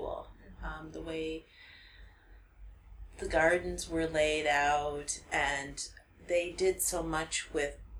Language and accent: English; Wisconsin, United States; we're from Wisconsin, which is very cold in the wintertime